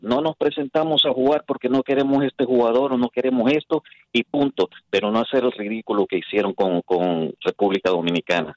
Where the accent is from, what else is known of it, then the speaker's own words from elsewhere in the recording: El Salvador; now in New Jersey, United States; Como salvadoreño